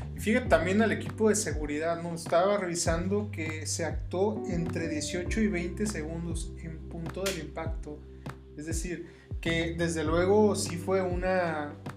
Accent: Mexico; como mexicanos

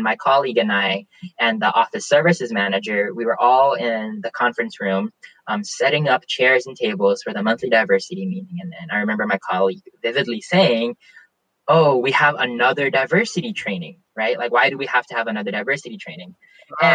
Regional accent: the South, United States; accent: Southern; I grew up in the South primarily

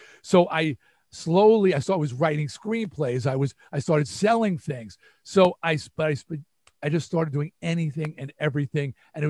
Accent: New York, United States; accent: New York; A, I had to lose my New York accent.

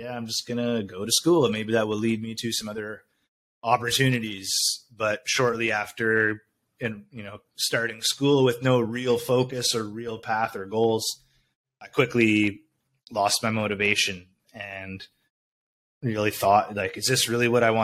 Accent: Ontario, Canada; moved away as an adult; also born or lived in Winnipeg, Manitoba; now in Hanoi, Vietnam; I was born in Winnipeg, Manitoba, in Canada, and that's pretty much right in the middle. That's like the longitudinal center of Canada. And yeah, so after that, I moved to Ontario when I was 5 years old, and I moved back to a small town near Winnipeg when I was 15 years old

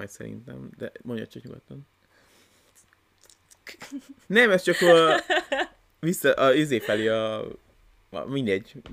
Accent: Hungary; mi az, a, az, az alap tézis, ami miatt mi magyarok vagyunk, és nem más.

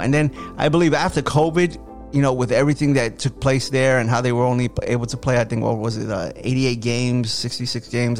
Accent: United States; I love being an American

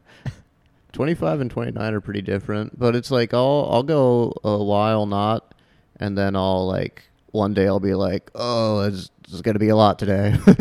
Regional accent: Half Moon Bay, California, United States; I grew up in an, uh, Half Moon Bay, home of the Half Moon Bay Pumpkin Festival

